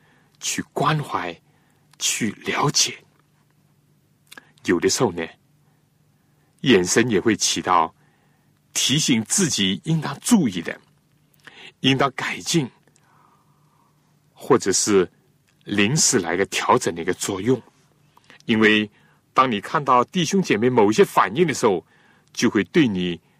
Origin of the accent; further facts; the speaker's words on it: China; 正像我们中国人所讲的中庸，要有控制，而且要自然。